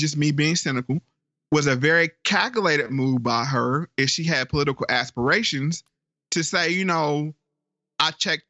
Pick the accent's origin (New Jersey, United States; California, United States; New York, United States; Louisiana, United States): California, United States; Oakland; born there; I was born in Oakland, then I went off to Howard University